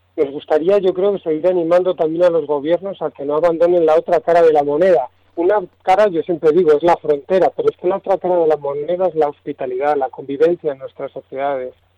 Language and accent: Spanish; Spain